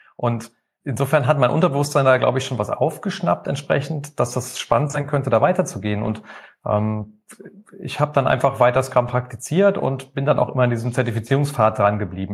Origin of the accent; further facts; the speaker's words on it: Rhineland, Germany; now in Mannheim, Germany; Ich bin eigentlich gebürtiger Rheinländer